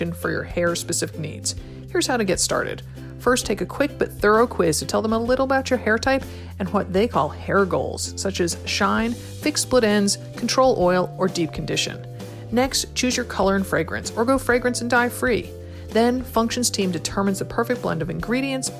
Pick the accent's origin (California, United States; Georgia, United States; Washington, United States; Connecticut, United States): Connecticut, United States; now in Oregon, United States; growing up in Connecticut